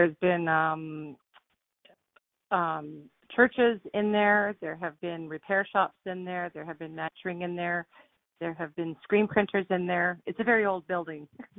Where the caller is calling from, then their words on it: Saskatoon, Saskatchewan, Canada